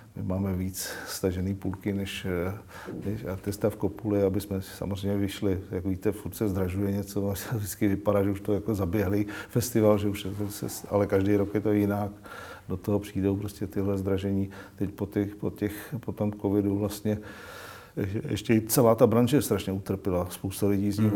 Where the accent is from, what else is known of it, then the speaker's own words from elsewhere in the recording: Czechia; jsme jak Češi